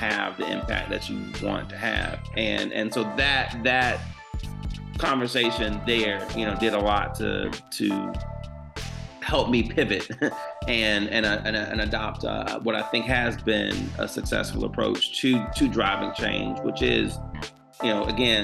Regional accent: Georgia, United States; my home state

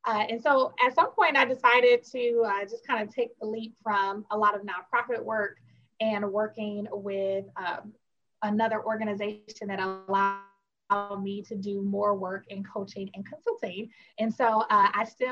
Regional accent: Milwaukee, Wisconsin, United States; moved away as an adult; now in Philadelphia, United States; I'm from Milwaukee, Wisconsin

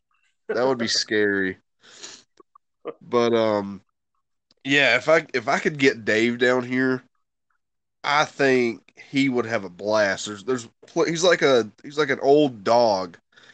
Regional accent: mountains of North Carolina, United States; I am from the Great Mountains of North Carolina, back in the hills, back in the woods.

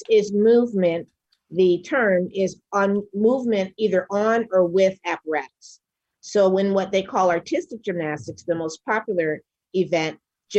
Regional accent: Detroit, Michigan, United States; now in New York, United States; I'm from Detroit, Michigan.

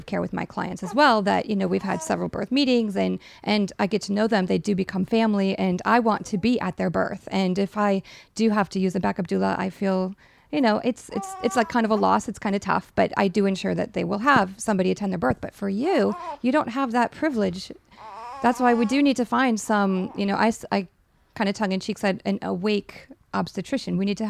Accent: Minnesota, United States; And I'm from Minnesota just like you, and my whole family is back in Minnesota

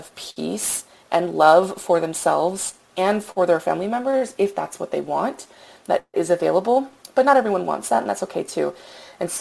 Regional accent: Louisiana, United States; now in Texas, United States; I grew up in Louisiana. I currently live in Texas

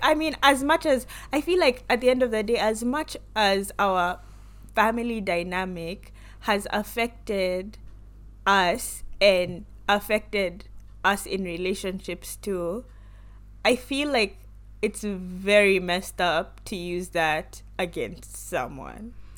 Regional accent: Kenya; moved away as an adult; now in United States; growing up in Kenya

